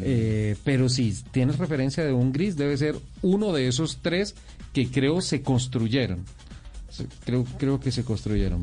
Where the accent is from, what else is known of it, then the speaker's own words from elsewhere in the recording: Colombia; como colombiano